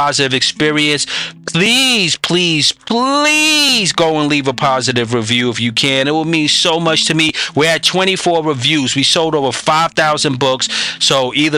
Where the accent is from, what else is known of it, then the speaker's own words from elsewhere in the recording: New York, United States; I'm a New Yorker